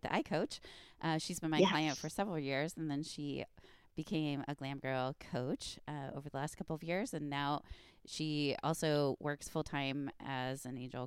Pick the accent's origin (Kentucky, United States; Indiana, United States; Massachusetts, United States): Indiana, United States; Indiana people should talk because we say like pop and socks